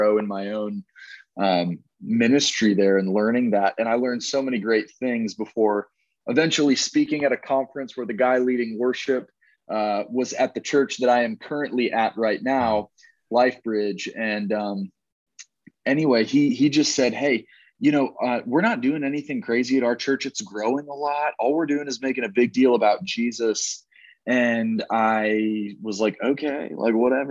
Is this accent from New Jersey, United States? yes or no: no; Dallas, Texas, United States; moved away as an adult; also born or lived in Fayetteville, Arkansas; now in Orlando, United States; I grew up in Dallas, Texas